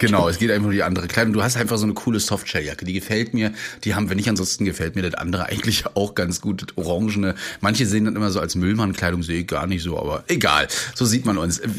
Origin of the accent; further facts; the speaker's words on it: Rostock, Mecklenburg-Vorpommern, Germany; während meines Abiturs schon im Profibereich gemacht, also wirklich für Shows, für so Markus Maria Profitlich und so weiter, die in alle uns bei uns in Rostock waren